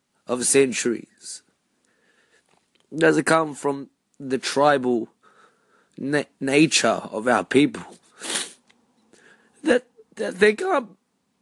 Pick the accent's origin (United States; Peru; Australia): Australia; being Filipino-Australian